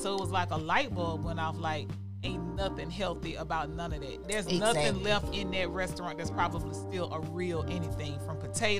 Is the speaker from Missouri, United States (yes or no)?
no; Louisiana, United States; We're from Louisiana.